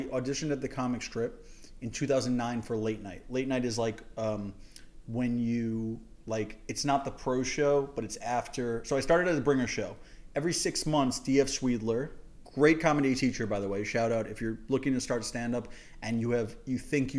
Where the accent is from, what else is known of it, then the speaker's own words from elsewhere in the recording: New York City, New York, United States; I grew up in Manhattan.